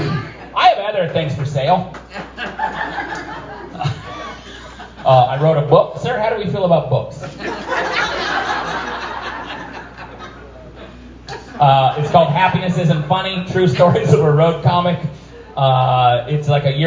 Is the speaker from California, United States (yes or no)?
no; Seattle, Washington, United States; Seattle area